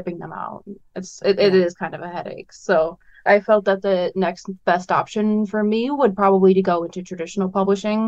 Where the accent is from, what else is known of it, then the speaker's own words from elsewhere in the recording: Northwest Indiana, United States; moved away as an adult; now in Fort Wayne, United States; I'm from Northwest Indiana, which is only about a half hour from Chicago. But I moved out to Fort Wayne with my girlfriend after I graduated college